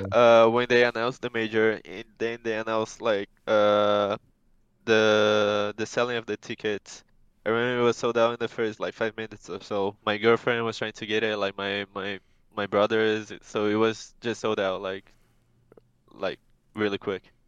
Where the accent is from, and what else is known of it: Brazil